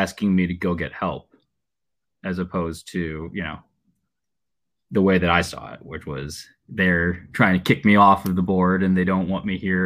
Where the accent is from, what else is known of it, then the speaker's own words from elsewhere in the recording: Chicago, Illinois, United States; I'm an actor from Chicago, 29 years old